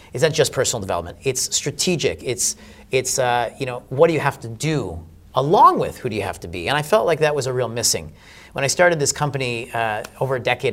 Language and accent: English; United States; I'm American